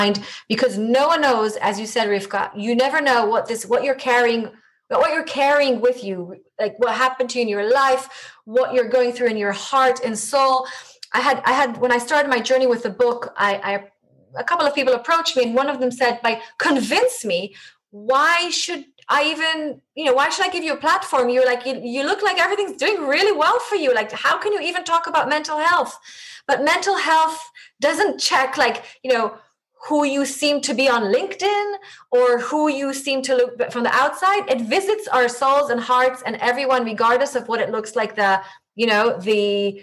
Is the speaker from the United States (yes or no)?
no; Israel; first language Hebrew; English is a second language; moved away as an adult; now in London, United Kingdom; I have the privilege of being brought up in Israel, and Hebrew is my mother tongue